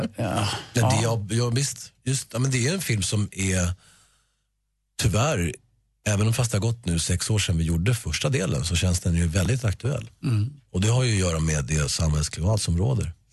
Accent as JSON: {"language": "Swedish", "country": "Sweden", "said": "Sverige är mitt hemland och det är här jag bor och det är här mina vänner bor"}